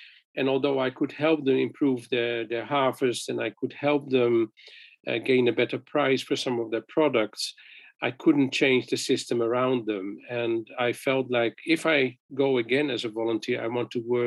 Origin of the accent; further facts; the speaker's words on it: Netherlands; moved away as an adult; also born or lived in Philippines; I'm from Holland.